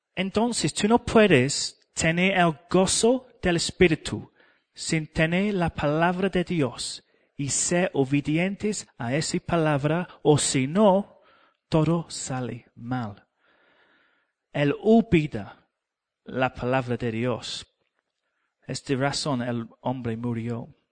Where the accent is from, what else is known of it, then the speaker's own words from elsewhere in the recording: England, United Kingdom; Spanish is a second language; moved away; yo soy inglés